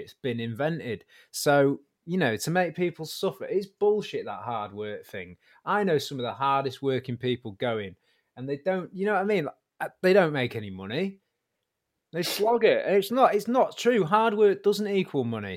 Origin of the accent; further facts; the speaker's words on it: Warrington, North West England, United Kingdom; I was from Warrington, there was a really good band. We were kind of the big band in Warrington